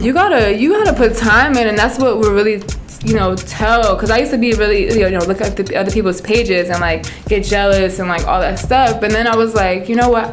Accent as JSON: {"language": "English", "region": "New Jersey", "country": "United States", "tie": "born or raised there", "also_born_or_lived": "Plainfield, New Jersey / Piscataway, New Jersey", "said": "I'm I'm Jersey born and raised"}